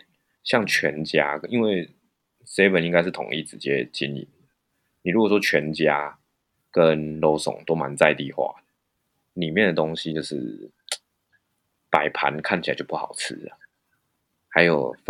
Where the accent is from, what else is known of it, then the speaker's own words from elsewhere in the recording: Taichung, Taiwan; moved away as an adult; also born or lived in Japan; now in Shanghai, China; 我台中人喜欢早上吃面啊，